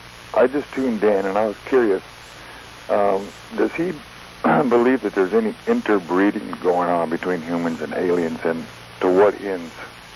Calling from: Buttonwillow, California, United States; Button Willow, California.

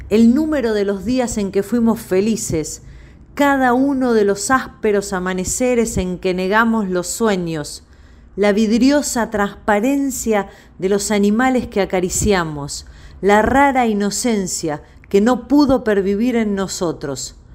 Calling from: Quilmes, Buenos Aires Province, Argentina; de Quilmes y me encantaría escuchar algunos poemas de Elena Aníbalí.

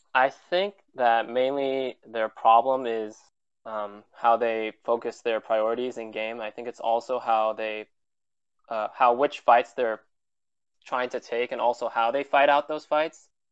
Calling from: Milpitas, California, United States; I'm calling from Milpitas, California

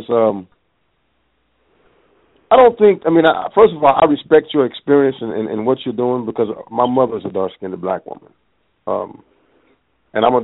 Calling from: Tulsa, Oklahoma, United States; Uh, I'm from Tulsa, Oklahoma

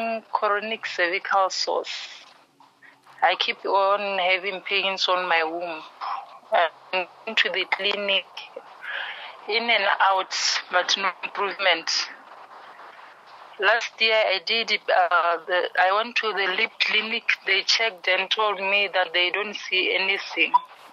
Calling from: Francistown, North-East District, Botswana; I'm calling from Francis Town, Botswana.

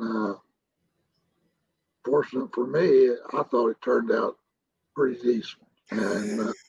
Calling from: San Angelo, Texas, United States; San Angelo, Texas.

